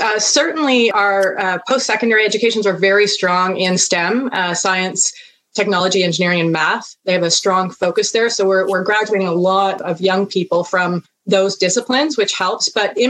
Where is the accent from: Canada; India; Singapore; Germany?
Canada; as a Canadian